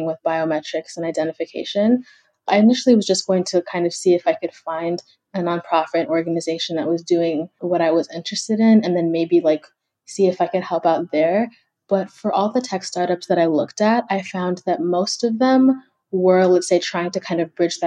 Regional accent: Kenya; now in United States

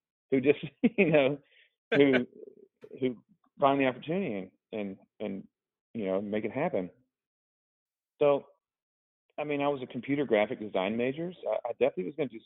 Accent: Augusta, Georgia, United States; also born or lived in Mississippi; grew up in Augusta, Georgia, which is basically like the golf capital of the world

